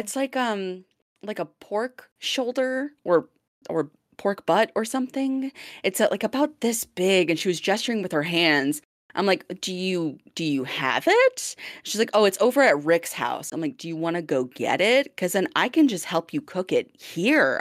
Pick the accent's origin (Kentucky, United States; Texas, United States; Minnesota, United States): Minnesota, United States; Blaine; accent: Minnesotan; now in Vancouver, Canada; my hometown accent from Blaine, Minnesota